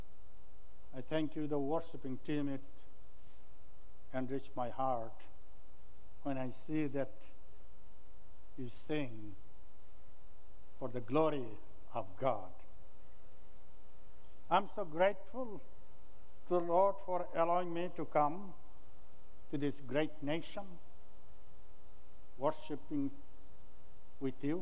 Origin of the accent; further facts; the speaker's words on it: Bangladesh; first language Bengali; English is a second language; I am from the country called Bangladesh.